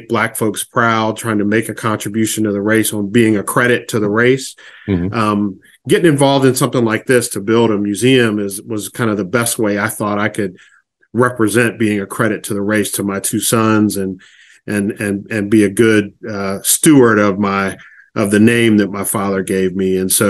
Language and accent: English; Rochester, New York, United States; also born or lived in Houston, Texas / Pittsburgh, Pennsylvania / Washington, D.C.; I grew up moving all around the country. I grew up in Rochester, New York, and then Houston, Texas, and Pittsburgh, Pennsylvania, and landed in Washington, D.C., where my dad pastored a church there for a long time.